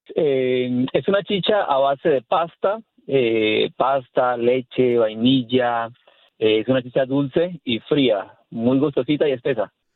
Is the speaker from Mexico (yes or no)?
no; Venezuela; moved away as an adult; also born or lived in Colombia; now in Denver, United States; Soy de Colombia, soy nacido en Colombia, solo que a los tres años de edad me llevaron mis padres a Venezuela